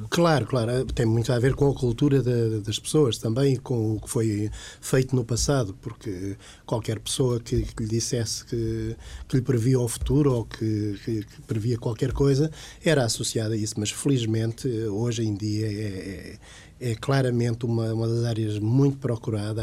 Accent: Portugal; moved away as an adult; also born or lived in Lisbon; eu sou da zona de Santarém

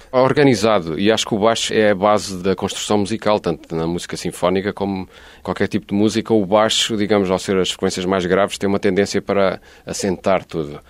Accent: Lisbon, Portugal; moved away as an adult; also born or lived in Barcelona; now in Algarve, Portugal; eu sou lisboeta, posso provar, tenho aqui o bilhete de identidade da Lapa

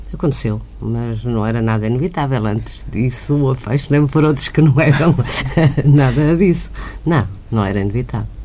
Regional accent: Porto, Norte, Portugal; moved away as an adult; also born or lived in Estoril; now in Lisbon, Portugal; eu nasci em Lisboa, fui para o Porto

